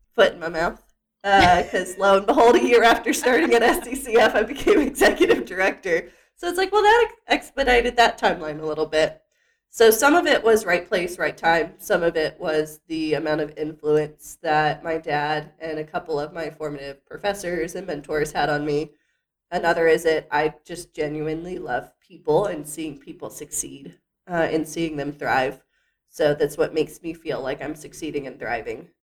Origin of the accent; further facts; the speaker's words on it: Lynchburg, Virginia, United States; now in Staunton, United States; my hometown of Lynchburg, Virginia. Went to my rival high school